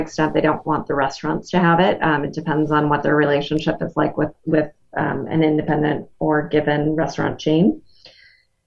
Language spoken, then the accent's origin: English; Wisconsin, United States; I'm from Wisconsin